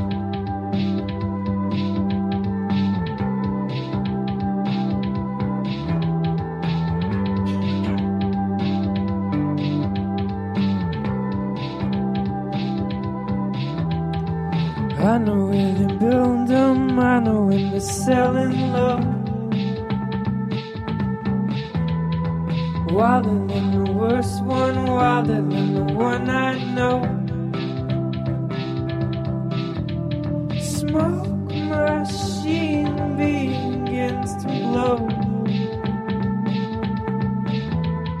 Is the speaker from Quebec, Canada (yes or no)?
yes; Montreal, Quebec, Canada; moved away; That's my hometown